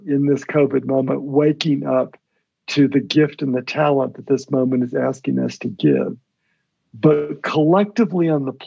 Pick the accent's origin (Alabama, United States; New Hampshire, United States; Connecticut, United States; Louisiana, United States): Alabama, United States; Birmingham; I was born in Birmingham, Alabama. I'm the son of Lebanese immigrants who came from Lebanon at the turn of the last century